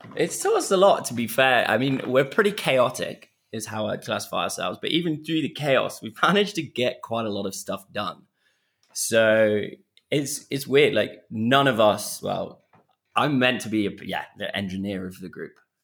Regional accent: Kenya; I grew up on a, on the edge of this conservancy

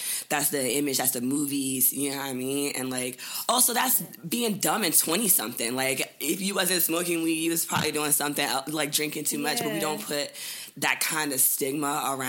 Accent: DMV area, United States; moved away as an adult; now in Philadelphia, United States; from the DMV area, but I've been living in Philly for like the last 10 years now, so I'm officially a John.

